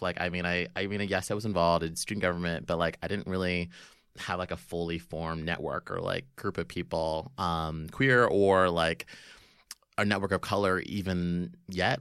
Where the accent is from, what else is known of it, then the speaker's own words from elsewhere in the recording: Florida, United States; growing up in Florida